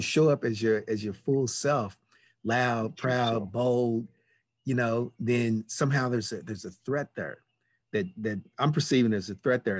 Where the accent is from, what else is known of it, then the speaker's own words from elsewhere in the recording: Louisville, Kentucky, United States; moved away as an adult; also born or lived in Los Angeles; I grew up in Louisville, Kentucky.